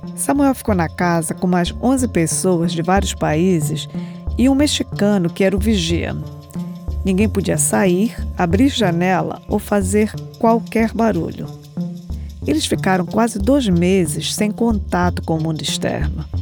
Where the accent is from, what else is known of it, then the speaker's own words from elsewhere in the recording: Belém, Pará, Brazil; moved away as an adult; now in United States; sou de Belém do Pará, nascida e criada no bairro do Telégrafo